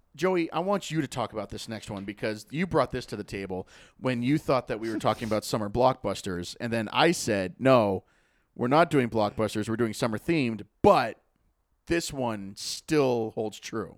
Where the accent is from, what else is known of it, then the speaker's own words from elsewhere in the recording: Lake Winnipesaukee, New Hampshire, United States; I grew up on Lake Winnipesaukee